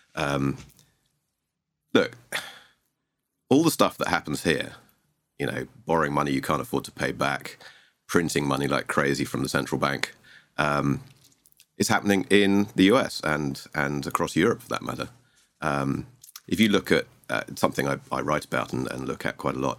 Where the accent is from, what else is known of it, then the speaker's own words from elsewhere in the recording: Sussex, South East England, United Kingdom; moved away as an adult; now in Argentina; I hail from the U K originally. I'm English, from s, Southeast England, a place called Sussex.